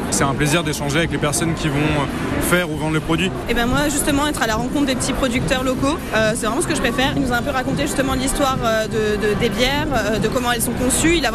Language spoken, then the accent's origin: French; Auvergne-Rhône-Alpes, France; Je viens de la Drôme, alors je ne connaissais pas, j'ai voulu goûter.